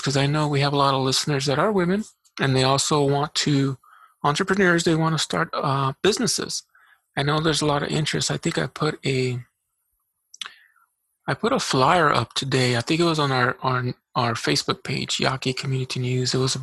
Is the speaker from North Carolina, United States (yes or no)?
no; Eloy, Arizona, United States; also born or lived in Casa Grande, Arizona; now in Tucson, United States; I grew up in Eloy, so I know that area very well